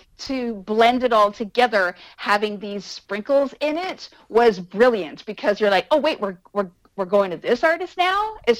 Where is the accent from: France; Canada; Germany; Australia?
Canada; I'm Canadian, and I don't need ….